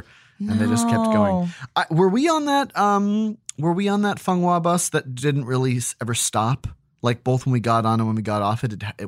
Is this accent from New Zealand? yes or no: no; Australia; are two that terrified us as Australian children.